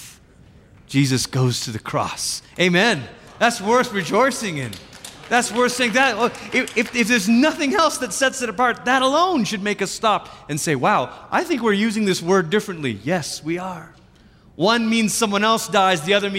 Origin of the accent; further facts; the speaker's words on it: Malaysia; moved away; I, growing up in Malaysia, we crossed over the Pacific several times.